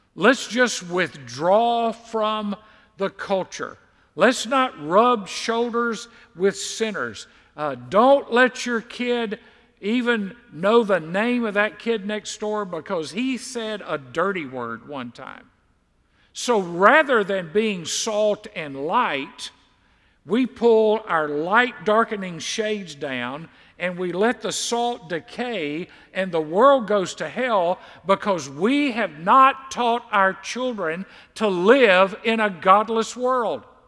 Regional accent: Mississippi, United States; growing up in Mississippi

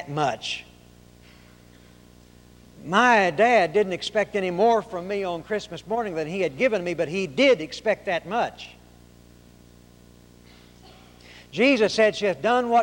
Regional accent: Arkansas, United States; also born or lived in Oklahoma; now in Texas, United States; I was born in Oklahoma, raised in Arkansas, and live in Texas

